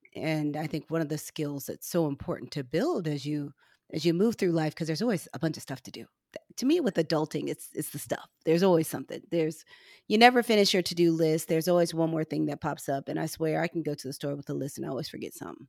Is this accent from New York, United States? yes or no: no; Missouri, United States; I'm from Missouri